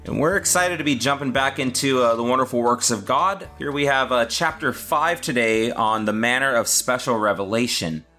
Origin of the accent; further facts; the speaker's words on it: California, United States; I'm a Californian